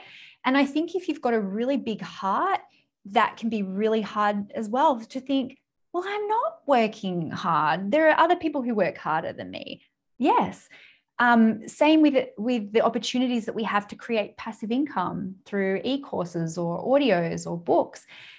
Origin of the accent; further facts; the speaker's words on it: United Kingdom; And then I was like, well, we're British people, we're practically cousins, so I can't charge them.